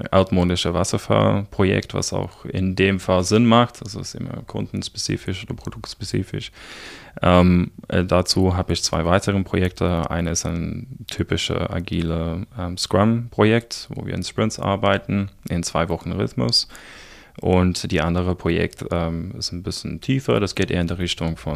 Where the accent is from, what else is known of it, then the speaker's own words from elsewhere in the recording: South Africa; German is a second language; now in Germany; ich komme ursprünglich aus Südafrika, aus einem kleinen Dorf, es nennt sich Neisner. Sehr komisch geschrieben, einfach ausgesprochen. Ähm, ich bin ungefähr seit zehn Jahren in Deutschland.